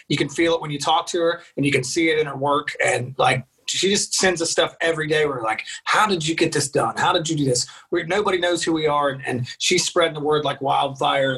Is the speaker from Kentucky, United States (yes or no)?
no; West Virginia, United States; We're from West Virginia.